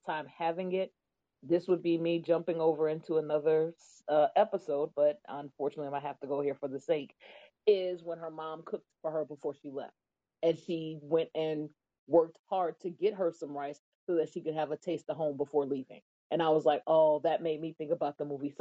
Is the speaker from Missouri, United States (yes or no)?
yes; St. Louis, Missouri, United States; moved away; I'm from St. Louis